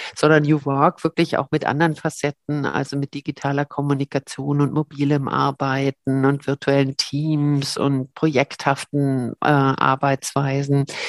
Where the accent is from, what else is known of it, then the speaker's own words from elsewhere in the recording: Berlin, Germany; moved away as an adult; also born or lived in Cologne; now in St. Gallen, Switzerland; Köln geboren, aber ich fühle mich sehr als Berlinerin äh, da drin. Also mit einem kleinen Kindesalter bin ich da hingekommen